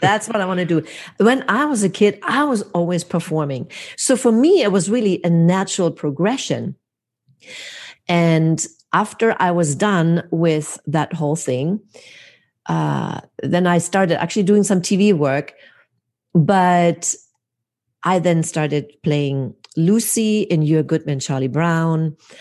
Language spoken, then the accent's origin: English; Hamburg, Germany; now in United States; my hometown, Hamburg, Germany